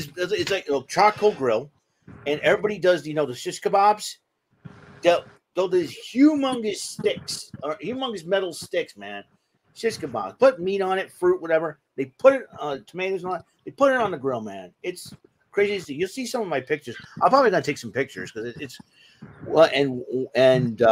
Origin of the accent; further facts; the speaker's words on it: New Bedford, Massachusetts, United States; here in my hometown, New Bedford